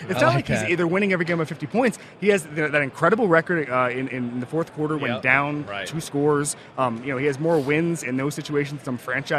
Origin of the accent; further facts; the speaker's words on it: Orlando, Florida, United States; My hometown team, the Magic